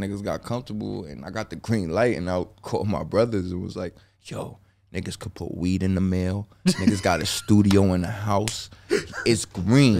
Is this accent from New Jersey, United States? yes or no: yes; Bergen County, New Jersey, United States; moved away as an adult; now in Los Angeles, United States; I'm from Bergen County